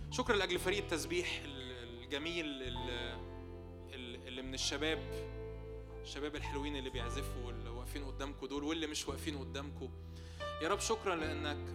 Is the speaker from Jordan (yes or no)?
no; Egypt; بسبب شرقيتنا بسبب ان احنا مصريين وعايشين في مجتمع متدين